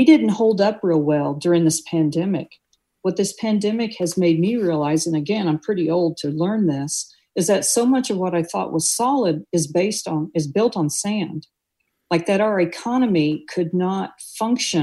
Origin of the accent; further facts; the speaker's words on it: Tornado Alley in Missouri, United States; moved away; I come from Tornado Alley in Missouri